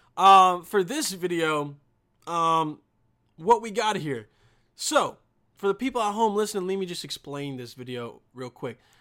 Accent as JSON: {"language": "English", "country": "Bosnia & Herzegovina", "said": "I'm from Bosnia"}